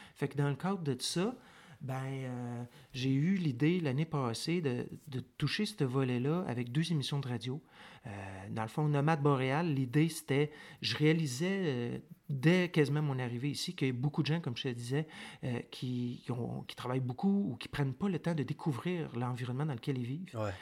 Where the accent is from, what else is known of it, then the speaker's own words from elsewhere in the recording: Montreal, Quebec, Canada; moved away as an adult; now in Nunavut, Canada; je suis né à Montréal, je suis né sur l'île de Montréal, mais ça fait une éternité que j'ai pas vécu à Montréal